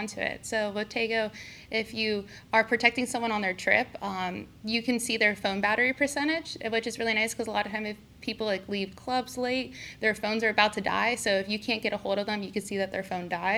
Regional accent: Youngstown, Ohio, United States; also born or lived in California; now in Columbus, United States; I'm from Youngstown, Ohio. I was actually also born in California, but I moved here when I was 5, so I'm pretty much from Ohio.

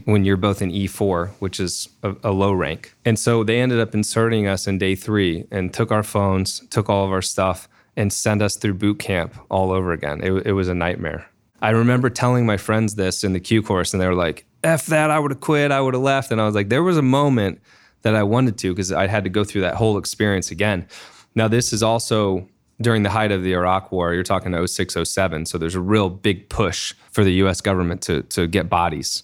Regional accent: Dayton, Ohio, United States; now in Columbus, United States; I was born in Dayton and ended up doing a undergrad at Ohio State

